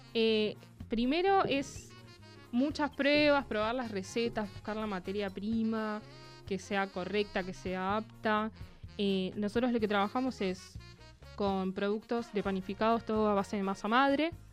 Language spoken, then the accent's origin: Spanish; Buenos Aires, Argentina; moved away as an adult; now in Neuquén, Argentina; yo estaba hace poco tiempo viviendo en Neuquén, soy de Buenos Aires